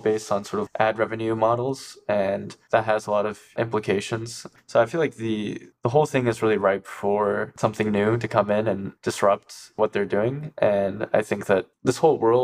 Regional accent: Ann Arbor, Michigan, United States; I grew up in Ann Arbor

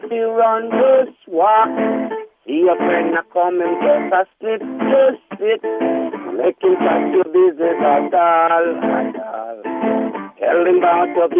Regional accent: Jamaica; now in United States; I come from Jamaica and the hills. I was born with goats

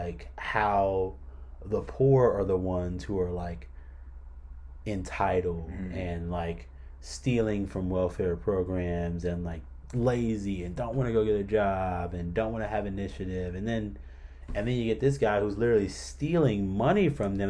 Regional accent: Mississippi, United States; I grew up in Mississippi.

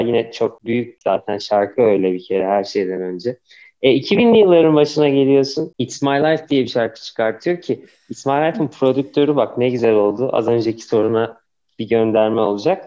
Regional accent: Ankara, Turkey; Hani benim bütün çocukluğum orada geçti.

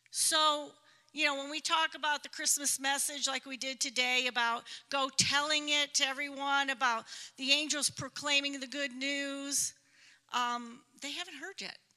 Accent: Toledo, Ohio, United States; now in Cusco, Peru; We are from Ohio, um, born and raised in Toledo, Ohio, and we were sent out in missions from a church in Columbus, Ohio.

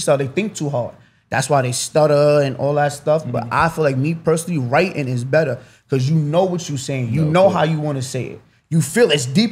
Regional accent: New York City, New York, United States; also born or lived in Bronx, New York; I'm from Rosedale, Queens, Mobsdale

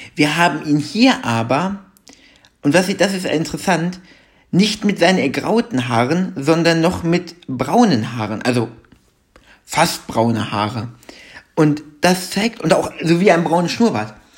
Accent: Germany; bei uns in Deutschland

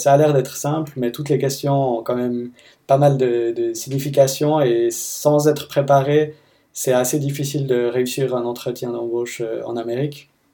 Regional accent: Fribourg, Switzerland; moved away as an adult; now in Seattle, United States; je viens de Fribourg, en Suisse, et j'habite à Seattle depuis une année et demie environ

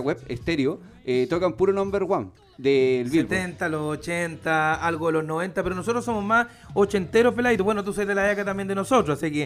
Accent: Curicó, Maule, Chile; empecé al igual que él a los, 12, 13 años relatando fútbol en, mi ciudad natal, que es Curicó

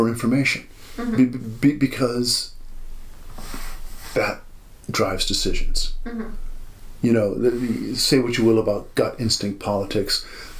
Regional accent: United States; I grew up in America

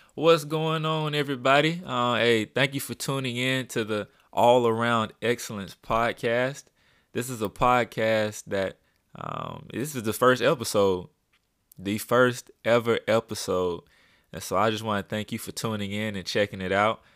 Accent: Birmingham, Alabama, United States; I'm from Birmingham, Alabama, born and raised, um, in a little city called Pratt City, uh, Alabama, over on the west side.

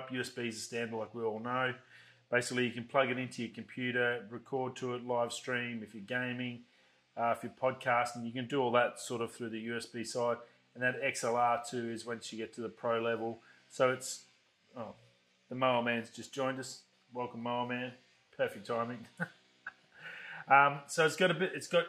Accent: Australia; I'm from Australia

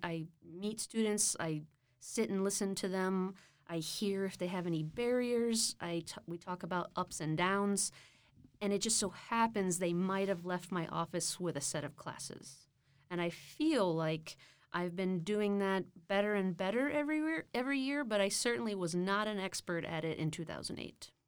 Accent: Austin, Texas, United States; also born or lived in Brownsville, Texas; being born and sort of raised until I was four in Brownsville, and then moving to Austin

